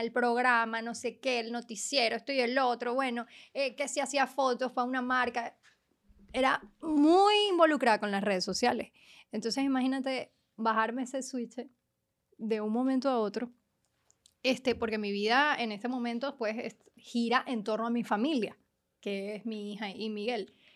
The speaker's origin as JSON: {"language": "Spanish", "country": "Venezuela", "moved": "yes", "said": "fue como sentirme que nunca había salido de Venezuela."}